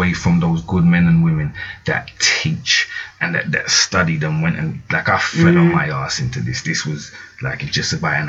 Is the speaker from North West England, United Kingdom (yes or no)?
no; London, United Kingdom; I'm from South London, like originally